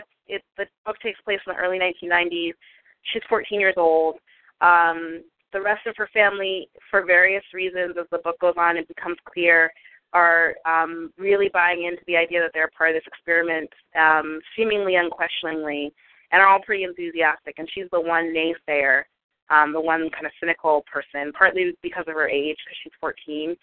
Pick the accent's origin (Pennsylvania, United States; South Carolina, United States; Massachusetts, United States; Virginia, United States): Massachusetts, United States; Boston; moved away; also born or lived in Brooklyn; I am a Bostonian who no longer lives in Boston and hasn't for a long time